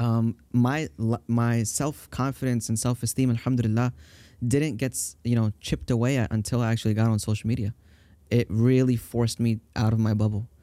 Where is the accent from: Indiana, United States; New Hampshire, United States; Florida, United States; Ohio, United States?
Florida, United States; Tampa; also born or lived in Brooklyn, New York / Staten Island, New York; I grew up in Florida